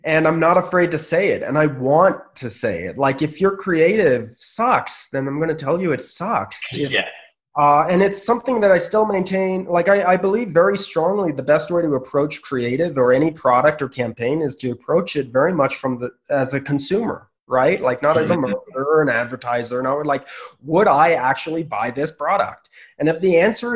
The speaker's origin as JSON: {"language": "English", "area": "Bay Area", "region": "California", "country": "United States", "tie": "born or raised there", "also_born_or_lived": "Los Angeles", "said": "I grew up in the Bay Area. I was still living in the Bay Area."}